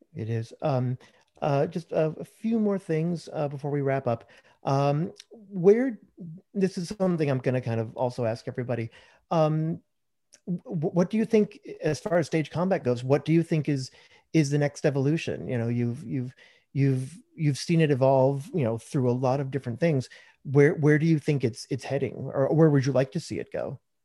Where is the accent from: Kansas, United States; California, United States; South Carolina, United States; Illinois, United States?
Illinois, United States; Chicago; moved away as an adult; now in Texas, United States; I'm living in Texas right now, hmm. but um, yeah, I spent most of my life in Chicago